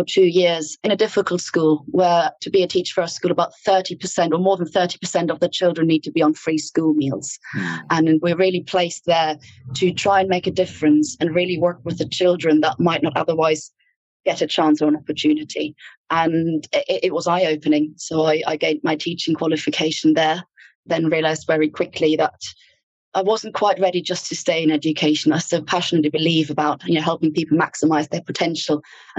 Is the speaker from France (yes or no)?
no; Ireland; accent: Irish; And even my accent changes when I'm back in Ireland. I get a little bit of an Irish twang, which I absolutely love.